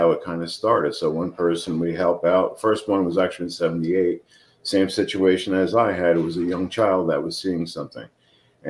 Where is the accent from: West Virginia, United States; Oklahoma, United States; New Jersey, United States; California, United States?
New Jersey, United States; now in Phoenix, United States; I'm from Jersey, but a summer house in Middleville, New Jersey.